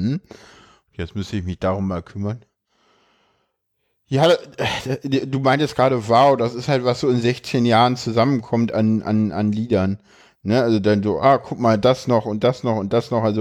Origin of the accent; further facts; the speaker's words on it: Berlin, Germany; ich komme aus Berlin und in Berlin geht die Grundschule bis zur sechsten Klasse.